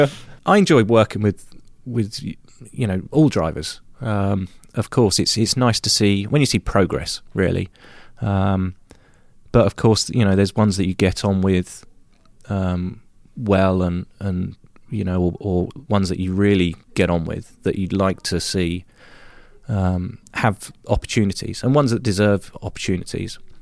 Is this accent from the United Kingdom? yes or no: yes; United Kingdom; moved away; in my home country, race on all the U K tracks again